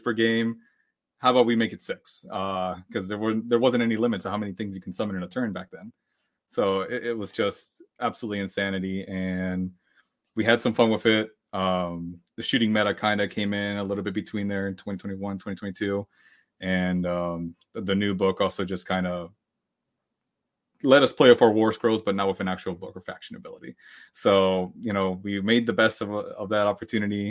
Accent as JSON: {"language": "English", "region": "Pennsylvania", "country": "United States", "said": "I'm hailing from Pennsylvania on the East Coast of the US"}